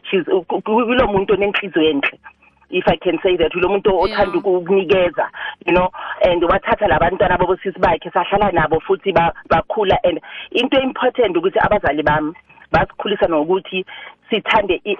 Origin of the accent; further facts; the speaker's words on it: Soweto, Gauteng, South Africa; moved away as an adult; now in Mabopane, South Africa; ngihlala emabopani kodwa eh ngizalwa eh eSoweto ngibuya eProtea North